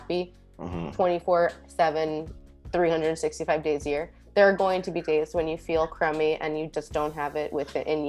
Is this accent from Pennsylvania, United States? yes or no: no; Fort Lauderdale, Florida, United States; I grew up in Fort Lauderdale